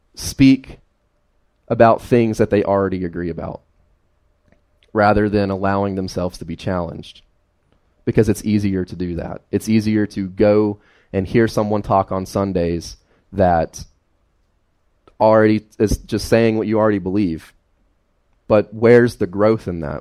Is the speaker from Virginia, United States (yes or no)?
yes; Carroll County, Fancy Gap, Grayson, Galax, Virginia, United States; I grew up in Carroll County, Fancy Gap, Grayson, Galax, uh, all over this general area, right? Uh, never left this general area.